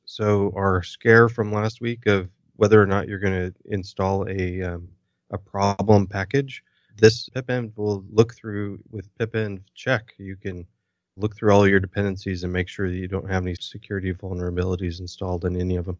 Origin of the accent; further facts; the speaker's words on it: United States; being an American